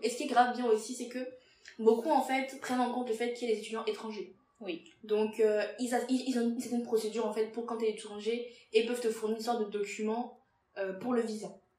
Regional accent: Benin; moved away as an adult; also born or lived in Togo; now in France; je suis béninoise

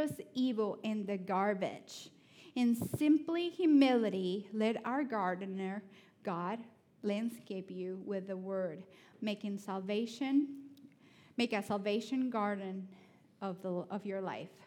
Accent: Honduras; English is a second language; now in Athens, United States; I know I'm from Honduras, but I'm a city girl

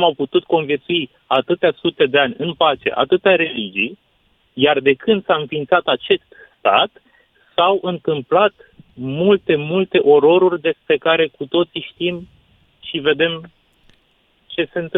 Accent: Palestine; mă prezint … sunt născut și crescut în Palestina, de tatăl palestinian și mamă româncă.

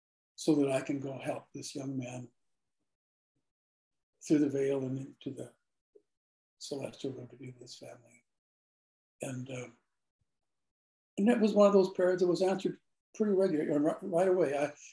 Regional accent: Finland; I'm from Finland.

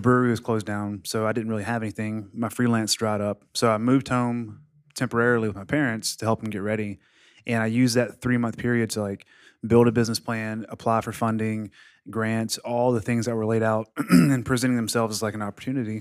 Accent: Mississippi, United States; moved away as an adult; now in Florida, United States; I'm from Mississippi and I'm 33, 32.

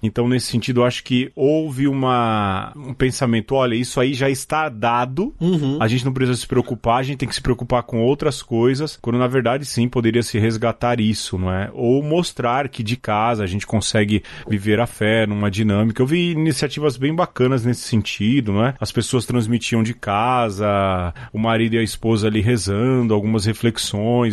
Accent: São Paulo, Brazil; A gente veio da periferia de São Paulo

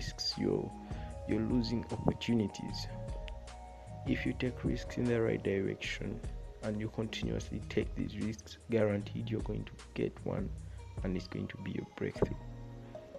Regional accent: Uganda; I'm from Uganda.

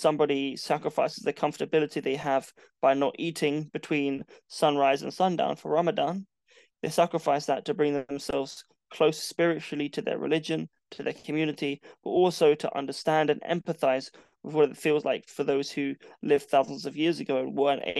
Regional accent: London, United Kingdom; moved away as an adult; now in Portsmouth, United Kingdom; I sacrificed living in my hometown and living in London to move to Portsmouth

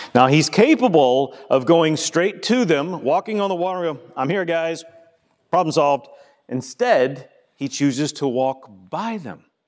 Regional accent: the South, United States; I'm from the South

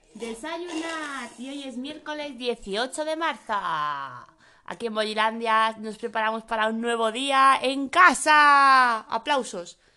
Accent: Madrid, Community of Madrid, Spain; tengo 37 años, soy de Madrid y tengo dos pequeños

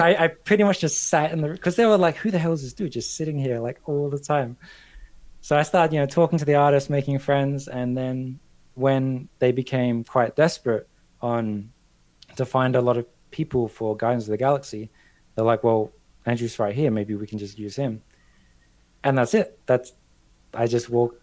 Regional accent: Australia; moved away as an adult; also born or lived in London; I'm Australian, but I also have like a British passport.

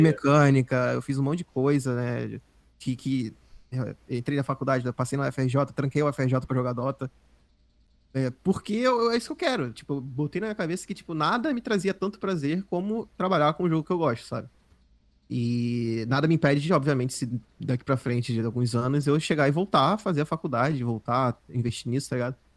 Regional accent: Rio de Janeiro, Brazil; also born or lived in Southeast Brazil; eu sou do Rio, eu sou do Rio

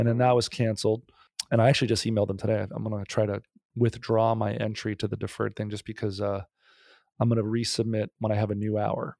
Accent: New Jersey, United States; moved away as an adult; also born or lived in New York; now in Los Angeles, United States; Born and raised in Jersey. 18 years and then uh, went to NYU for acting

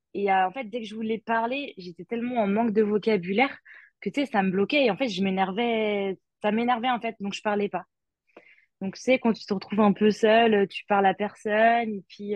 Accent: Vendée, Pays de la Loire, France; moved away as an adult; now in Gold Coast, Australia; je suis de Vendée de base

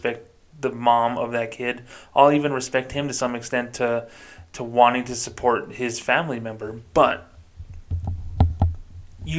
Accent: United States; also born or lived in New Mexico; I was born in America.

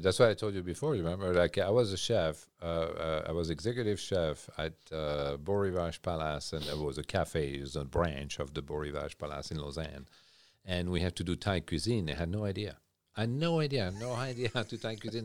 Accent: Champagne region, Grand Est, France; English is a second language; moved away as an adult; also born or lived in Switzerland; now in Nova Scotia, Canada; Born and raised in France, uh, Champagne region

